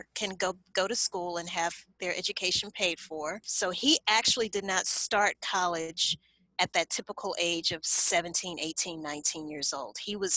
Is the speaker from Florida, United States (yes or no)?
no; Baton Rouge, Louisiana, United States; I was born and raised in Baton Rouge, Louisiana.